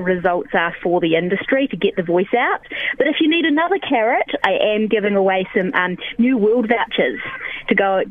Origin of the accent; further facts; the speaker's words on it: South Island, New Zealand; I'm born and bred in the South Island